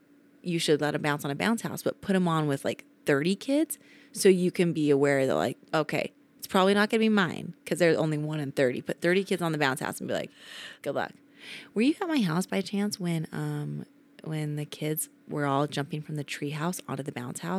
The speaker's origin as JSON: {"language": "English", "region": "Utah", "country": "United States", "said": "I say pillow like an American. But I am from Utah, so we probably should say pillow."}